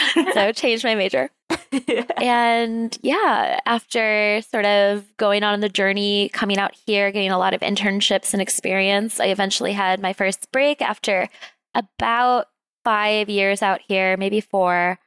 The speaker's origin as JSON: {"language": "English", "town": "Rochester", "region": "New York", "country": "United States", "tie": "born or raised there", "also_born_or_lived": "Syracuse, New York", "moved": "as an adult", "said": "I come from upstate New York. That's where I was born and raised"}